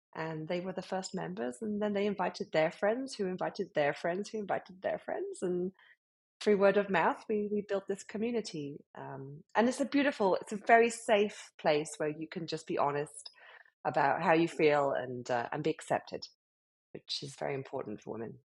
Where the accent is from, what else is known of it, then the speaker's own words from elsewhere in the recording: United Kingdom; accent: British; moved away as an adult; now in Miami, United States; as you can hear from my accent, I'm from the UK, um, British born and bred, but uh, have been living in America now for eight years